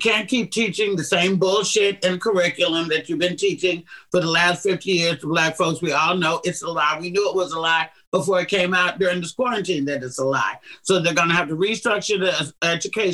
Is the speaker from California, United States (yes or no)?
yes; Oakland, California, United States; my hometown in Oakland, California